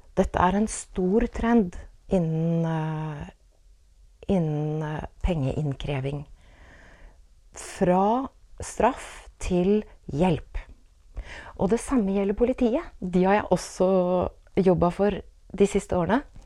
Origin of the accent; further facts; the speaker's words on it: Åsgårdstrand, Vestfold, Norway; da jeg vokste opp i Åsgårdstrand på 1970-tallet